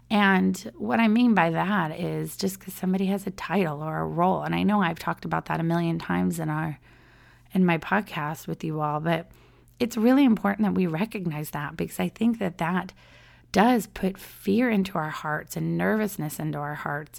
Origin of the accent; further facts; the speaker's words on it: San Diego, California, United States; moved away as an adult; now in Orlando, United States; I grew up in San Diego